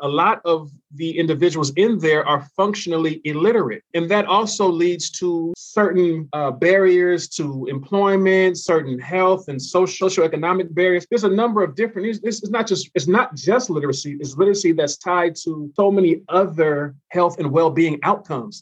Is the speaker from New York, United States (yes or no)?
no; California, United States; my home state of California